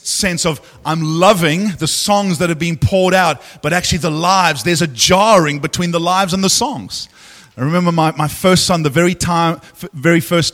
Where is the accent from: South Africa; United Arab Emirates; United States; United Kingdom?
South Africa; as a South African